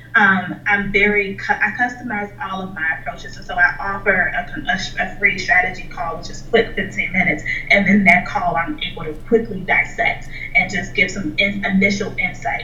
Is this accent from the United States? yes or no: yes; Chicago, Illinois, United States; moved away as an adult; now in Pittsburgh, United States; so I live in Pittsburgh right now. I'm not from Pittsburgh. I'm from Chicago, and I moved here a couple years ago when I graduated from college